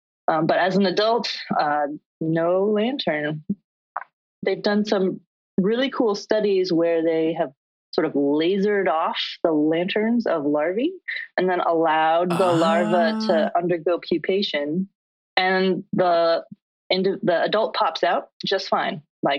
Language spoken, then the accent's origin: English; California, United States; moved away as an adult; also born or lived in Georgia / Ithaca, New York; So I growing up out in California, I had never seen the Milky Way until I moved out to the East Coast. And we moved to Ithaca for my postdoc.